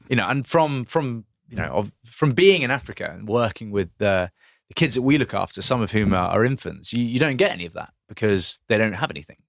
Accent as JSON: {"language": "English", "town": "Grantham", "region": "East Midlands", "country": "United Kingdom", "tie": "born or raised there", "said": "I was born in Grantham"}